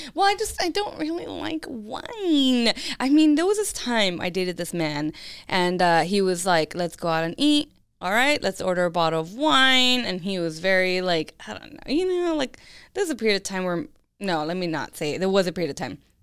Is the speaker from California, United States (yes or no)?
yes; California, United States; I'm from California